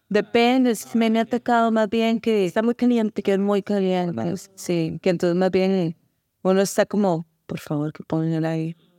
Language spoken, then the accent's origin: Spanish; Costa Rica; soy de Costa Rica